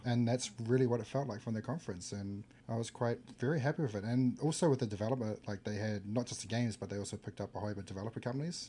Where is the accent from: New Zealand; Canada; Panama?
New Zealand; I come from New Zealand